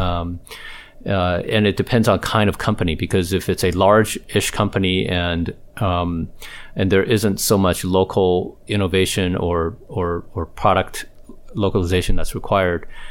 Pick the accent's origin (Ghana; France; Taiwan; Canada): Taiwan; now in United States; I was born and raised in Taiwan